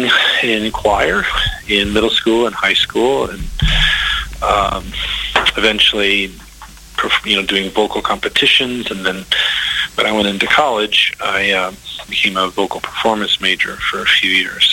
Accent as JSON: {"language": "English", "region": "Texas Panhandle", "country": "United States", "tie": "born or raised there", "said": "I was born and raised in Texas, in the Texas Panhandle"}